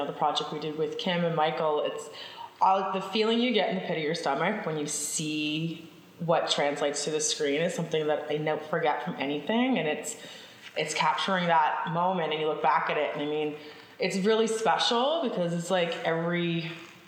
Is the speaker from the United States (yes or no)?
no; Newfoundland and Labrador, Canada; I'm from Newfoundland. So we used to drive from St. John's to Stephenville to my grandmother's house